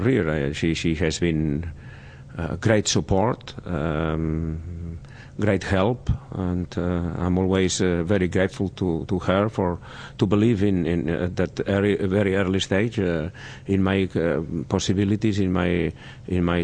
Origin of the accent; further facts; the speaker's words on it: Barcelona, Catalonia, Spain; in my hometown in Barcelona